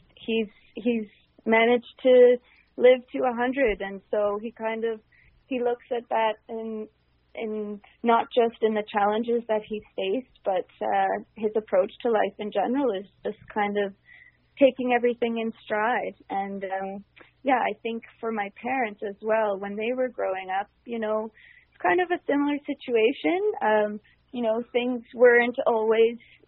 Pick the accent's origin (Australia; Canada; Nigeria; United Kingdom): Canada; also born or lived in Ireland; growing up in Canada, we moved from Ireland when I was 2 years old